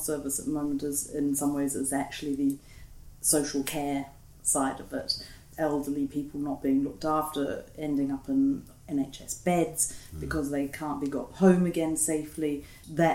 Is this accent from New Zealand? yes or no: yes; New Zealand; now in United Kingdom; I'm from New Zealand, but not from the European Union